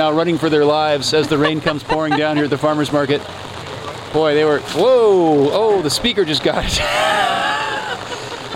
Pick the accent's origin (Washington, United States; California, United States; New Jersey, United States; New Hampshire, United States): Washington, United States; Kirkland; my hometown of Kirkland